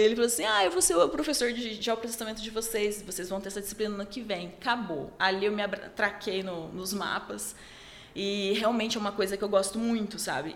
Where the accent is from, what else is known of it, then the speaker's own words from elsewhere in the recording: Dourados, Mato Grosso do Sul, Brazil; eu sou de Dourados, sou nascida em Dourados